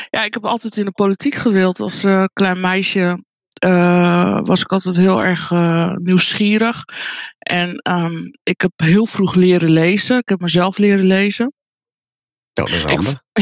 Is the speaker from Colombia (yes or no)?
yes; Colombia; now in Netherlands; Nee, het is in ehm, Zuid-Amerika, Colombia, waar ik vandaan kom, is het ehm, heel gebruikelijk. Hier in Nederland is het weinig voorkomend, eigenlijk heel uniek.